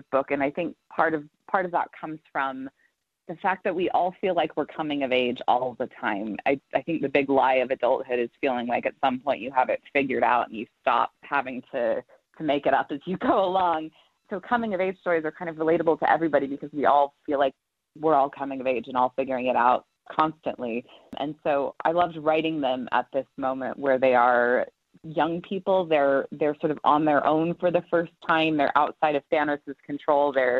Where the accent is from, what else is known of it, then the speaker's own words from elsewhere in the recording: the American West, United States; I grew up in the West